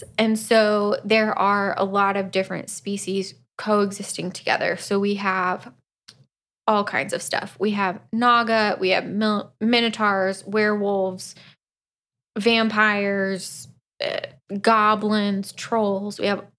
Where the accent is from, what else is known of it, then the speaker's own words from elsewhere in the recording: Florida, United States; we're both from Florida.